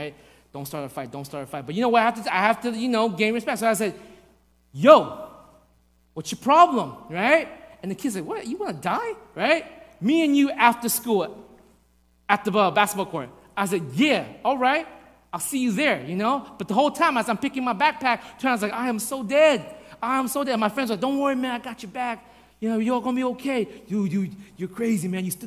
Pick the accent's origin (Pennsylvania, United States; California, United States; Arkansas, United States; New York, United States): New York, United States; I grew up in New York